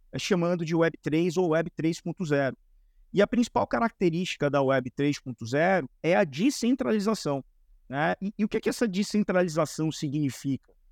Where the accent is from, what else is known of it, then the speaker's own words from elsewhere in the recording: Bahia, Brazil; now in São Paulo, Brazil; Eu sou, eu sou da Bahia. É Mas já faz tempo. O sotaque já, ficou para trás, pô.